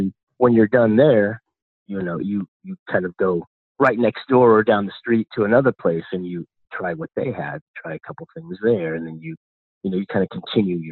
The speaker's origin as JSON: {"language": "English", "country": "Spain", "moved": "yes", "lives_now": "Portland, United States", "said": "I'm originally from Spain"}